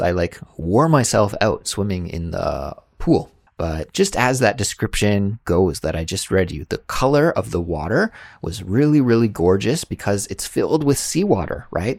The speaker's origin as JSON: {"language": "English", "country": "Canada", "tie": "born or raised there", "moved": "as an adult", "lives_now": "South Korea", "said": "I was lucky enough to grow up in an area of Canada where many, many people had backyard swimming pools"}